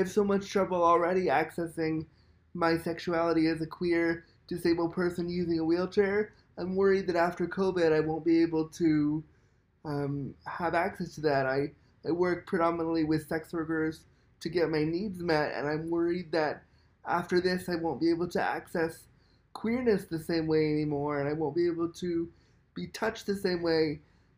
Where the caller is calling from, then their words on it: Toronto, Ontario, Canada; I'm calling from Toronto, Canada.